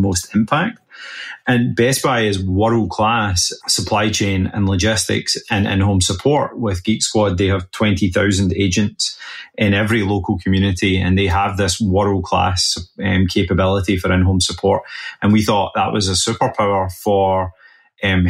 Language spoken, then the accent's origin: English; west coast of Scotland, United Kingdom; now in Boston, United States; I live in Boston now, but originally from the west coast of Scotland